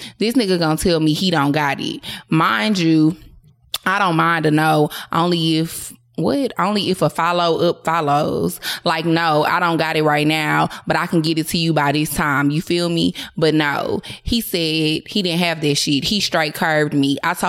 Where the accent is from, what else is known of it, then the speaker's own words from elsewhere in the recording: Philadelphia, Pennsylvania, United States; now in Charlotte, United States; I live in Charlotte now, but I'm from Philly, so I literally will fly to Philly for the dick.